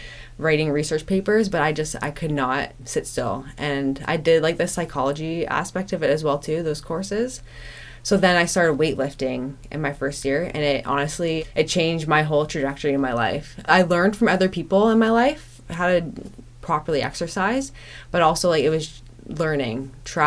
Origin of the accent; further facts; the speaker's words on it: Whitby, Ontario, Canada; I grew up in Whitby, Ontario.